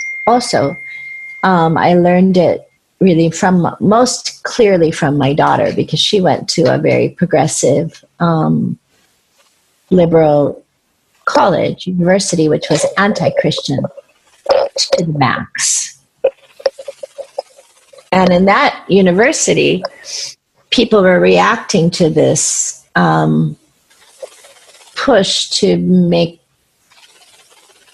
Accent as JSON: {"language": "English", "country": "United States", "said": "I'm an American. I do believe in individual freedom in ways that are bred into me deeply as an American"}